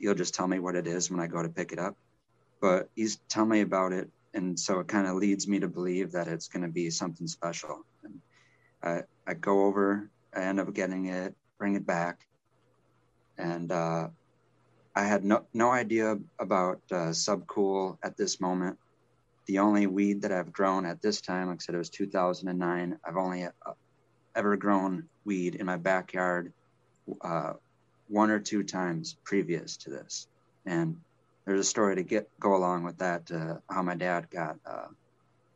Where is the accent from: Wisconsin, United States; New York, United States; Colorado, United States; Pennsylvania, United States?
Wisconsin, United States; I'm from Wisconsin. I'm back in Wisconsin now.